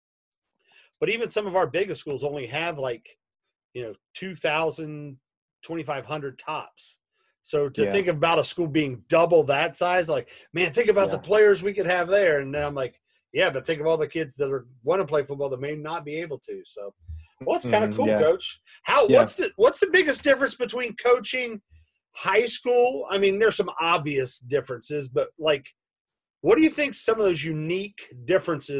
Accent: Xenia, Ohio, United States; I'm from Xenia, X-E-N-I-A

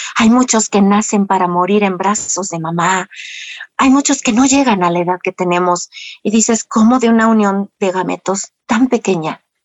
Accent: Mexico; por ende no traigo un catolicismo arraigado como todo mexicano

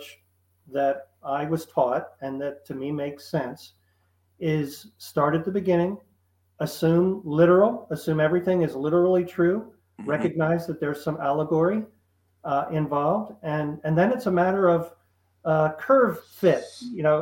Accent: Philadelphia, Pennsylvania, United States; I grew up around the Philadelphia area, so it was very patriotic.

